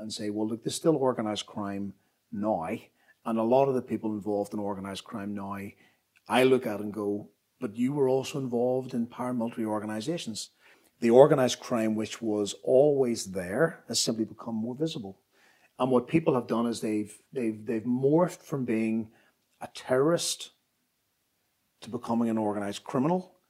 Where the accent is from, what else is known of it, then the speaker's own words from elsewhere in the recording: Belfast, Northern Ireland, United Kingdom; I grew up in Belfast in the 1960s and 1970s